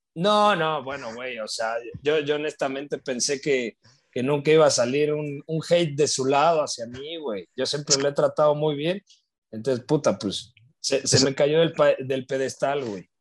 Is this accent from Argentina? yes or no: no; Mexico; soy mexicano